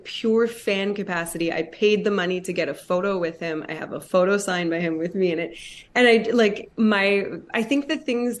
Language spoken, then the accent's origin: English; Hamilton, Ontario, Canada; it's my hometown, Hamilton, Ontario, Canada